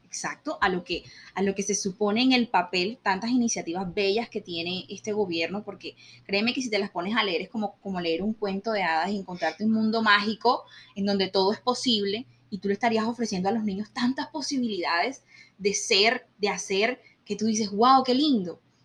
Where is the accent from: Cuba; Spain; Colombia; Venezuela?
Colombia; como colombianos